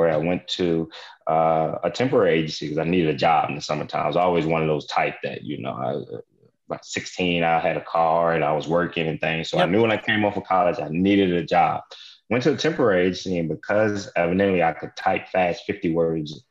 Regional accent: Richmond, Virginia, United States; I grew up in Richmond, Virginia

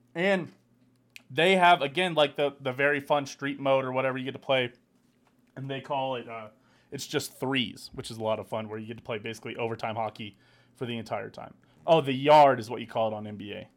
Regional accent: United States; as an American

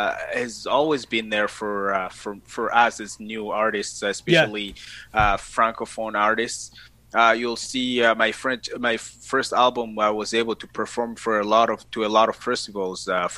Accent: DR Congo; English is a second language; also born or lived in Canada; now in Winnipeg, Canada; I was born in the Republic Democratic of Congo. Been in Canada for 11 years now.

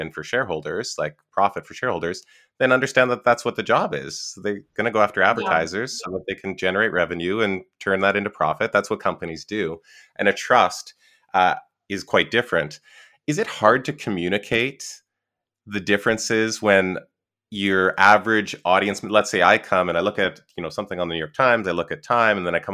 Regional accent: Canada; I'm Canadian

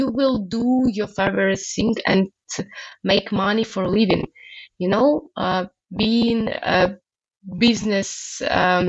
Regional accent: Belarus; moved away as an adult; now in Lithuania; I will come back to Belarus because I really love my home country

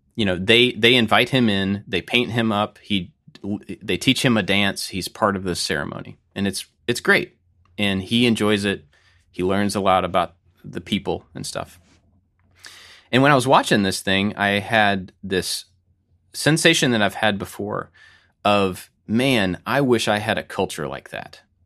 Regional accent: United States; we are three white guys. We are American, just regular white guys

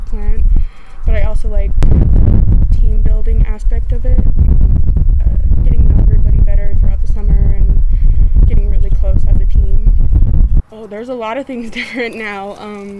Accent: Mission, South Dakota, United States; I'm from the Mission Antelope area. Both my parents are from here

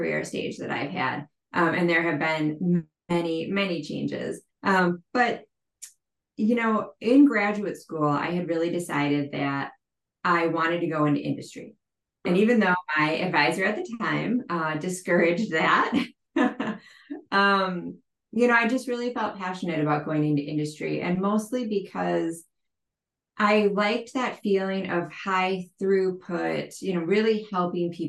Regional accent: Midwest, United States; moved away as an adult; also born or lived in Boston

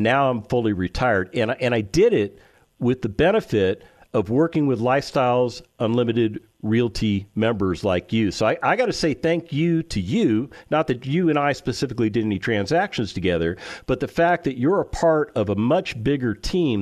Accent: California, United States; also born or lived in Las Vegas, Nevada; now in Texas, United States; I spent the majority of my life growing up in California

